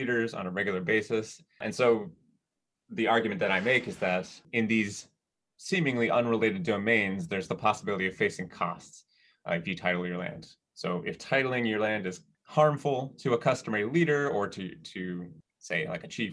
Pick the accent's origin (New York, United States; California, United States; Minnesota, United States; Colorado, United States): Minnesota, United States; I grew up in Minnesota with a lot of snow